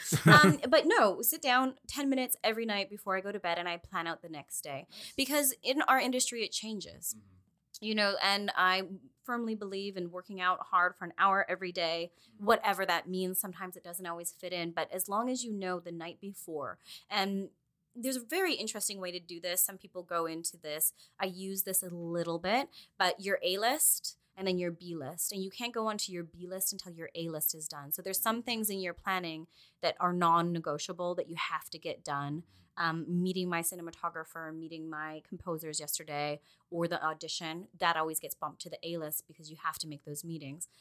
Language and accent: English; Quesnel, British Columbia, Canada; moved away; also born or lived in Prince George / Vancouver; I'm from a really small town that's about 13 hours north